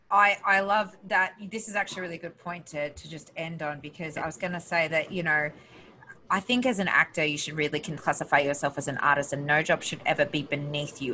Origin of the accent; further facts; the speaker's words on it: Australia; moved away; I'm this girl from Australia